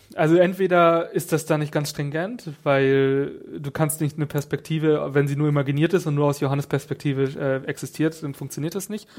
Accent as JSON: {"language": "German", "region": "Northern Germany", "country": "Germany", "said": "ich als Norddeutscher"}